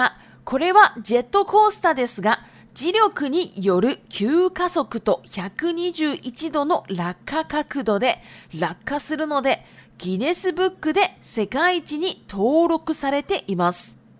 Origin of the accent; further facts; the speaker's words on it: Shizuoka, Japan; Chinese is a second language; 那我的故乡呢，也在静冈县。